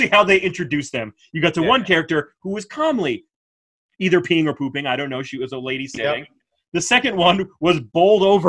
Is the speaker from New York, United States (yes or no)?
yes; Dutchess County, New York, United States; We grew up in Dutchess County, New York